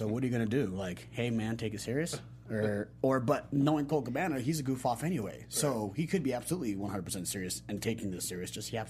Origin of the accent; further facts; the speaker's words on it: Salt Lake City, Utah, United States; I'm from Salt Lake City, Utah.